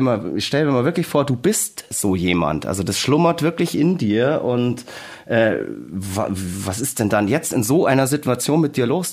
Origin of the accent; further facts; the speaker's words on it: Bavaria, Germany; als Bayer